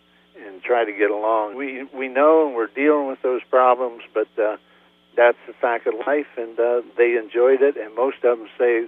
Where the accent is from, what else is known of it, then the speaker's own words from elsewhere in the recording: United States; I could work for a construction company back in my hometown, Worcester, for $6,000 a year